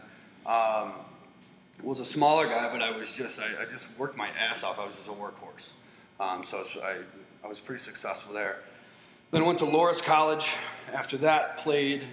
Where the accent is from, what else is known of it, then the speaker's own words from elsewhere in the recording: Mount Prospect, Illinois, United States; I grew up in Mount Prospect